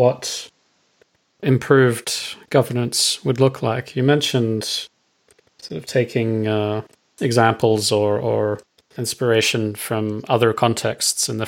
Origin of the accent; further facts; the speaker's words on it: Australia; moved away; I'm Australian